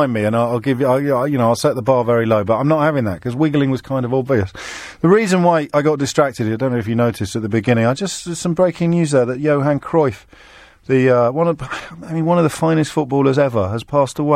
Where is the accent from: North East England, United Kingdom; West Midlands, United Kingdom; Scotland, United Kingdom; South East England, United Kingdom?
West Midlands, United Kingdom; Black Country; When I grew up in the Black Country